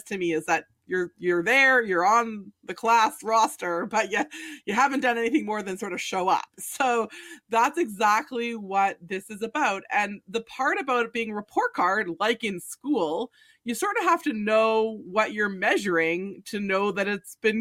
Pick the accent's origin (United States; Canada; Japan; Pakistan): Canada; We're Canadians